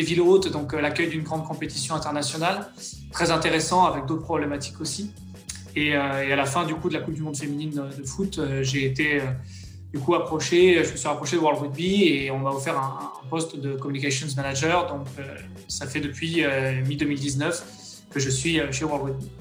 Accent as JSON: {"language": "French", "town": "Soisy-sur-Seine", "region": "Île-de-France", "country": "France", "said": "je suis originaire, du coup, du quatre-vingt-onze, d'une petite ville qui s'appelle, euh, Sauzy-sur-Seine. C'est juste à côté d'Evry, qui est la préfecture, euh, de l'Essonne"}